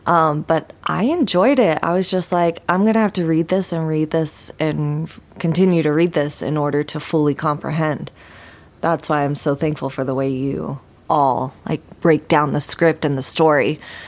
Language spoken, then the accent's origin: English; the South, United States; I come from the South